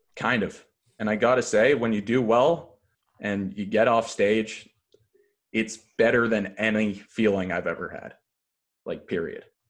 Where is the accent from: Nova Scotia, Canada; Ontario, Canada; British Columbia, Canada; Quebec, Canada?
Ontario, Canada; Thornhill; I am from Thornhill. Uh, it's between Vaughn and Markham.